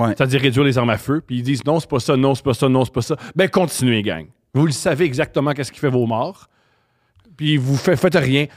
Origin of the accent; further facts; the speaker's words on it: Montreal, Quebec, Canada; je suis, né à Montréal, j'ai grandi à Montréal et j'ai adoré mon enfance